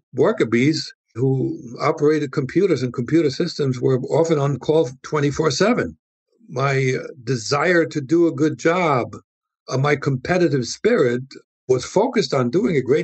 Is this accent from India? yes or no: no; Germany; moved away as an adult; now in United States